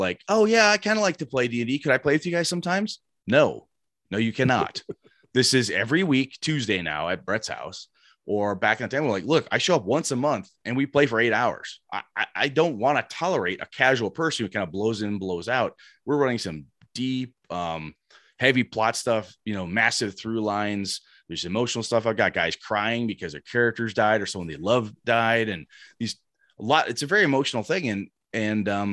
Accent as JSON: {"language": "English", "town": "Wausau", "region": "Wisconsin", "country": "United States", "tie": "born or raised there", "also_born_or_lived": "Madison", "said": "my hometown, Wausau, which I've now moved back to."}